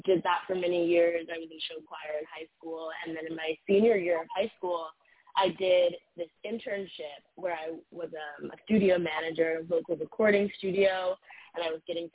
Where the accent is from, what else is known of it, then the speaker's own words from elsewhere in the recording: Midwest, United States; now in New York City, United States; I'm from the Midwest, and, you know, there's a very, you know, standard way of life where I'm from